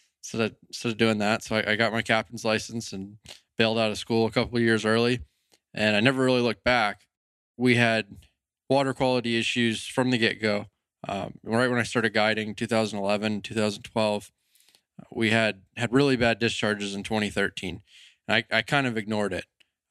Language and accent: English; Fort Myers, Florida, United States; I grew up in Fort Myers. I was born and raised there.